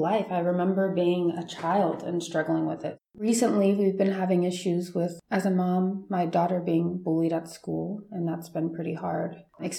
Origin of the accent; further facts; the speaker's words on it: Cleveland, Ohio, United States; now in Tucson, United States; I'm from Cleveland and living in a more rough area of Cleveland